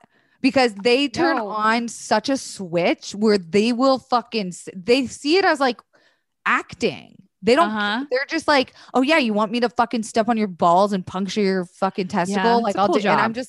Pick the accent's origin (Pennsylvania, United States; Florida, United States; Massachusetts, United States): Florida, United States; Tampa; I'm from Tampa.